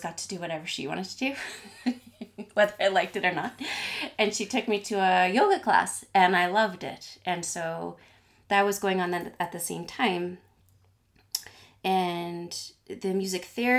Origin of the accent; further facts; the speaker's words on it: Ottawa, Ontario, Canada; moved away as an adult; also born or lived in Quebec / Vancouver; I grew up in Ottawa